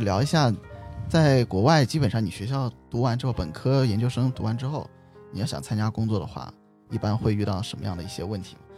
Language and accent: Chinese; China; also born or lived in United States; 我们作为中国人来说